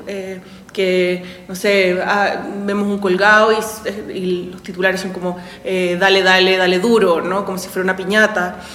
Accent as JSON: {"language": "Spanish", "town": "Santiago", "region": "Santiago Metropolitan Region", "country": "Chile", "also_born_or_lived": "Mexico", "moved": "as an adult", "lives_now": "Mexico City, Mexico", "said": "Soy de Santiago, soy de Santiago de Chile, pero ya vivo acá hace 16"}